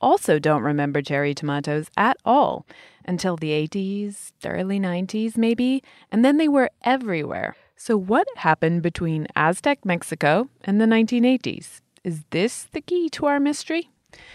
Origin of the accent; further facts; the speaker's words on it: England, United Kingdom; When I was a little kid growing up in England, there was no such thing as a cherry tomato to be seen.